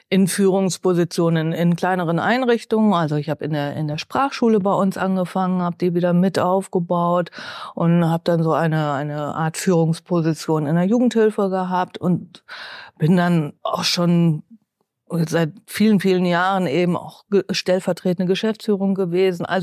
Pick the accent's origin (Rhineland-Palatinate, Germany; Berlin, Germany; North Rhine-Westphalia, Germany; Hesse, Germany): North Rhine-Westphalia, Germany; Bielefeld; also born or lived in Mutlangen, Ostalbkreis, Baden-Württemberg; wenn man ja. hier mit vier anfängt klar. und alles durchläuft, von Kita bis äh, Uni, dann ist man Bielefeld Gewächs, ob man es will oder nicht.